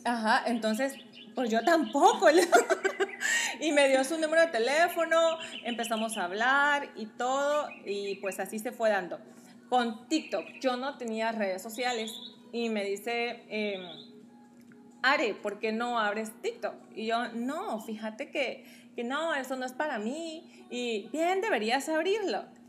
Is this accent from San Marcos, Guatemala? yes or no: no; Guatemala City, Guatemala Department, Guatemala; moved away; soy guatemalteca, tengo 33 años